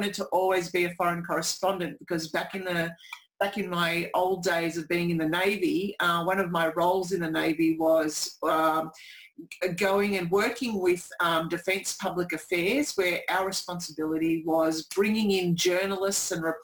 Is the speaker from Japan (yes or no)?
no; Melbourne, Victoria, Australia; I'm from Melbourne